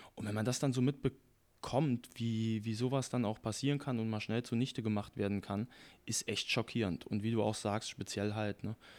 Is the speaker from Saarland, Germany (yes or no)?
yes; Saarland, Germany; als Saarländer